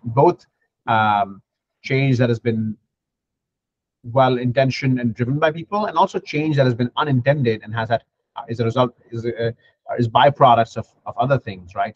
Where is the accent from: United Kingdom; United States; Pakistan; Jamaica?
Pakistan; moved away; my home country